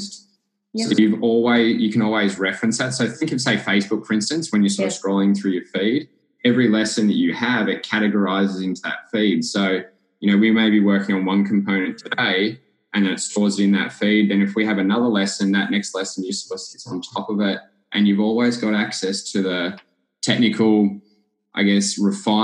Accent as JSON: {"language": "English", "town": "Clifton Springs", "region": "Victoria", "country": "Australia", "tie": "born or raised there", "said": "I grew up living in Clifton Springs"}